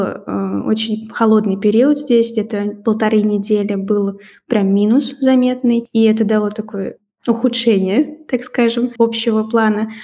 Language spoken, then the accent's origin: Russian; Russia; moved away as an adult; also born or lived in Georgia / Belarus; now in Belgium; Они спрашивают, откуда я, я говорю, из России.